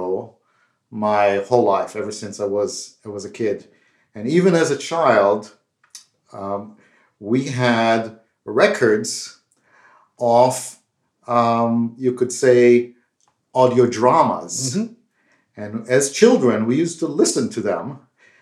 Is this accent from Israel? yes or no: yes; Israel; As you can tell by my accent, I'm not from India, but I grew up in Israel.